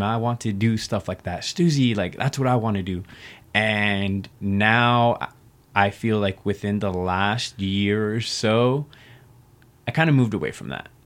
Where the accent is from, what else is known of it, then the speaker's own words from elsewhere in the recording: Reno, Nevada, United States; I was born and raised here in Reno, Nevada. This is the only place I've ever lived